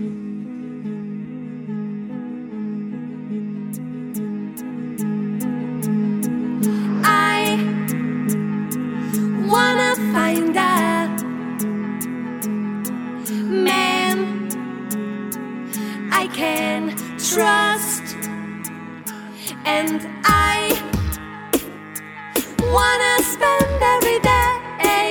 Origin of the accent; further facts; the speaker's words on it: England, United Kingdom; I'm from England.